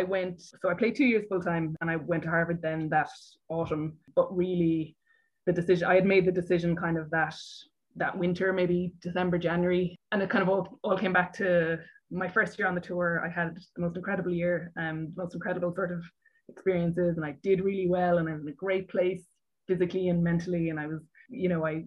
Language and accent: English; Cork, Munster, Ireland; growing up, you know, in Cork or in Munster